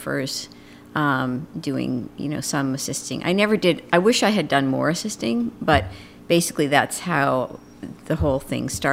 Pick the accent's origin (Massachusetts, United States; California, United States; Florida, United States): Massachusetts, United States; just north of Boston; I grew up on a dairy farm just north of Boston